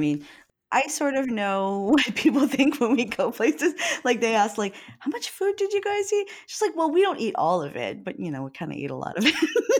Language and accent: English; Hawaii, United States; also born or lived in Oregon; now in Seattle, United States; I'm from Hawaii, right? And I actually lived in Oregon for quite a while before moving to Seattle.